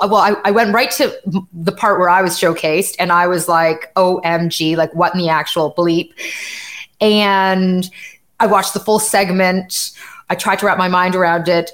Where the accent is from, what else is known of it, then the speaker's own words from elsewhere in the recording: Canada; I'm Canadian and I live in Canada